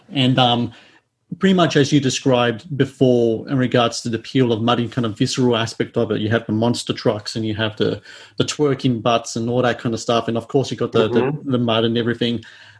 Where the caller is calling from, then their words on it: Sydney, New South Wales, Australia; So I'm calling from Sydney, Australia, and I've never been to Florida, never been to the States.